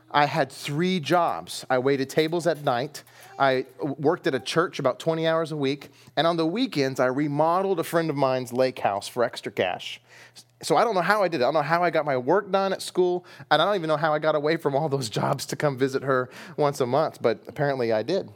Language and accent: English; United States; we're in the West. We're American.